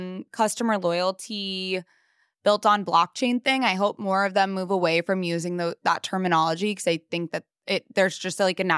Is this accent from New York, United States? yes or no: yes; Long Island, New York, United States; I mean, I'm from Long Island, but like, I went to school in the city long enough